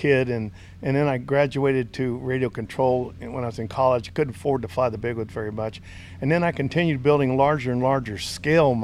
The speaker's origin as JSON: {"language": "English", "area": "Randolph", "region": "Texas", "country": "United States", "tie": "born or raised there", "said": "Randolph, my hometown, where it all started"}